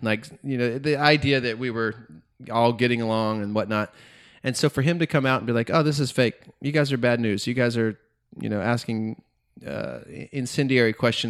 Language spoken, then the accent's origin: English; Macon, Georgia, United States; I'm from Macon, Georgia.